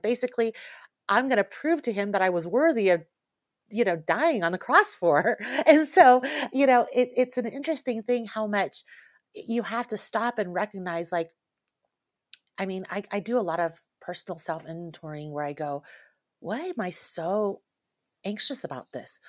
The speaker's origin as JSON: {"language": "English", "country": "Taiwan", "tie": "born or raised there", "said": "I grew up in a, in the Chinese culture, I was born in Taiwan, my family is from China"}